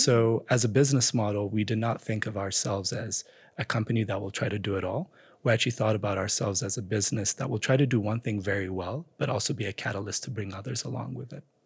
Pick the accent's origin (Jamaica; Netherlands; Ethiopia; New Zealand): Ethiopia; Addis Ababa; moved away as an adult; also born or lived in United States; So I grew up in Ethiopia. I grew up in Addis Ababa. I spent my entire childhood there before heading off for college in the U S.